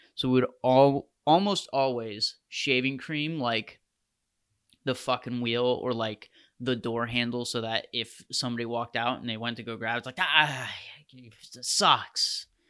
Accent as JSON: {"language": "English", "country": "United States"}